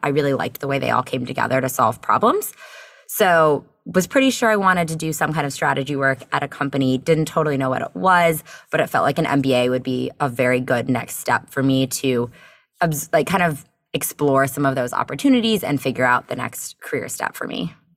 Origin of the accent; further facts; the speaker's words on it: Bethesda, Maryland, United States; moved away as an adult; also born or lived in Chicago; now in Charlottesville, United States; I'm from the Bethesda, Maryland area